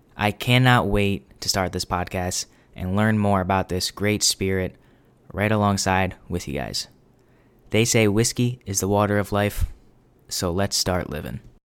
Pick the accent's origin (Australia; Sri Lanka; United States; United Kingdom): United States; New England; born and raised in New England